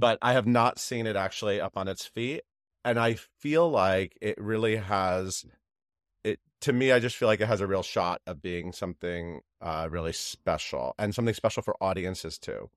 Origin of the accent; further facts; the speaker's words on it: Connecticut, United States; moved away as an adult; also born or lived in New York City; I grew up in Connecticut, so I traveled to Broadway often on the Metro North train from New Haven.